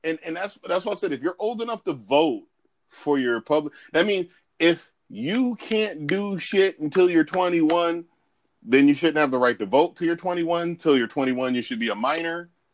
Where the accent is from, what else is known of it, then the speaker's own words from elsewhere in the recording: United States; I'm all American